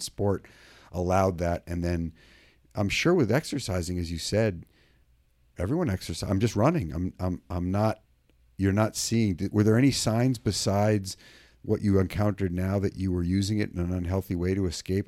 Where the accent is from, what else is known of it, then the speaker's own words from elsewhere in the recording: Maine, United States; now in California, United States; I grew up in Maine, and I'm in California.